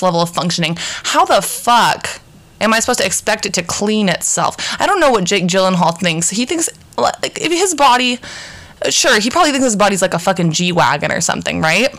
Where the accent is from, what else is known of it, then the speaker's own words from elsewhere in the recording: Portland, Oregon, United States; We're from Portland, Oregon